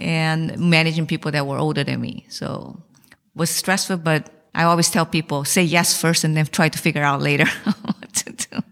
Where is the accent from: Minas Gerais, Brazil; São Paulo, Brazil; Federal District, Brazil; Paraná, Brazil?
São Paulo, Brazil; moved away as an adult; also born or lived in Taiwan; now in United States; So I was born in Taiwan and my parents took me to Brazil when I was one year old. So I spent my childhood and I went to University of São Paulo